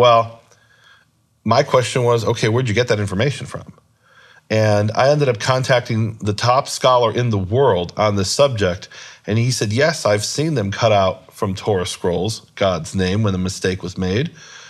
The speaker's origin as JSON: {"language": "English", "town": "Chicago", "region": "Illinois", "country": "United States", "tie": "born there", "also_born_or_lived": "Israel", "said": "I was born in Chicago, lived most about half of my life in Israel, but in my heart, I'm from Missouri, the show me state."}